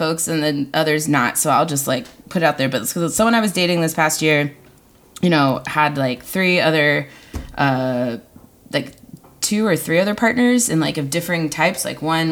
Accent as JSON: {"language": "English", "region": "Texas", "country": "United States", "tie": "born or raised there", "moved": "as an adult", "lives_now": "Seattle, United States", "said": "growing up in Texas and growing up queer"}